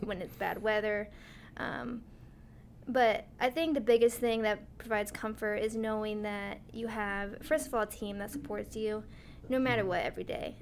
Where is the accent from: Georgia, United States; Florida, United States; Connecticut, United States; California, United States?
Connecticut, United States; Glastonbury; also born or lived in Oregon / New Mexico / Iowa; I'm from Glastonbury, Connecticut, and I went to school at Glastonbury High School